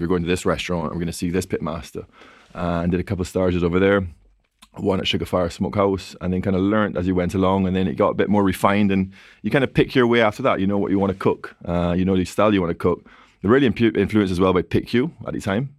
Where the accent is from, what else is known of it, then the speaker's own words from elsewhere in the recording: Barbados; now in London, United Kingdom; I'm from Barbados, so, you know, twenty-seven degrees Celsius, you grew up outdoors